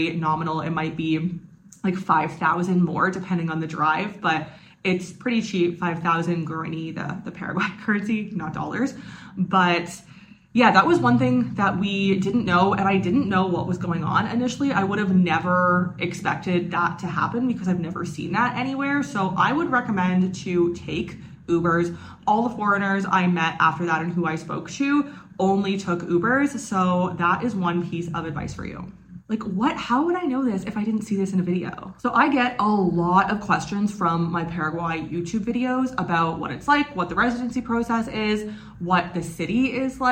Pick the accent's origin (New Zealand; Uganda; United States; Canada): Canada; moved away; I am from Canada